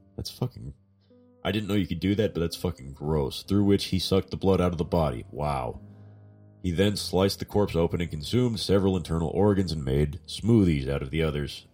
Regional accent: Southern California, United States; I'm from the South.

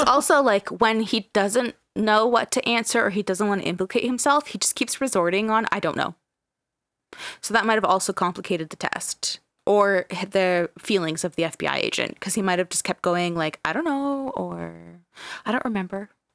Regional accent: Canada; we're Canadian

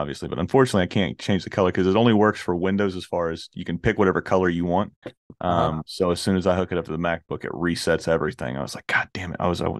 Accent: the South, United States; So I'm from the South, man. So Granny instilled in me real young, man, you got to have really good fried chicken and you've got to have really good mac and cheese.

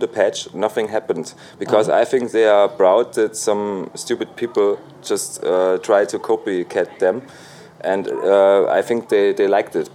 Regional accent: Leipzig, Saxony, Germany; English is a second language; moved away as an adult; now in Salzburg, Austria; my hometown Leipzig

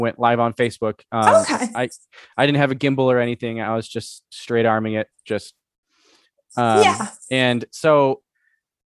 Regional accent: Wisconsin, United States; We're both from Wisconsin

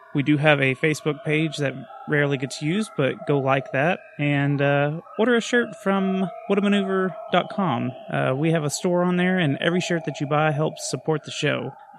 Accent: Texas, United States; I'm from Texas. I got elevation sickness trying to go up this stupid mountain going around the curves and stuff.

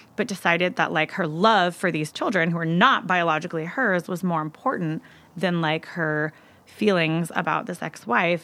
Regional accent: Seattle, Washington, United States; moved away; I'm originally from Seattle, Washington, and I moved out fairly young

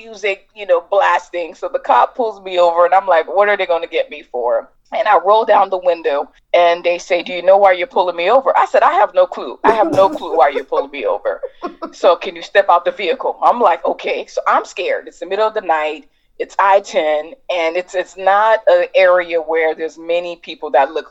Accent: Miami, Florida, United States; I'm from Miami

